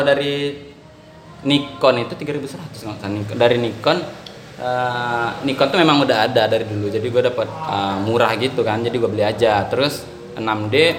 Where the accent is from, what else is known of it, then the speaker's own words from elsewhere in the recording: Padang, West Sumatra, Indonesia; saya orang Padang tuh bilangnya kayak pukek harimau